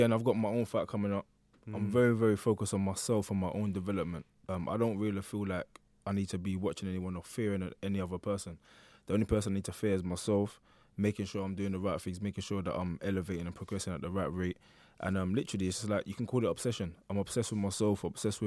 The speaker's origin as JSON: {"language": "English", "region": "London", "country": "United Kingdom", "tie": "born or raised there", "also_born_or_lived": "Hackney, London", "said": "I was born in Hackney. I would like to say I was raised in Stratford"}